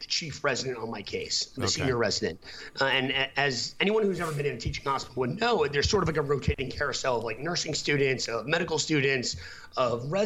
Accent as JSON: {"language": "English", "country": "United States", "also_born_or_lived": "Boston", "moved": "as an adult", "said": "I'm from New York originally"}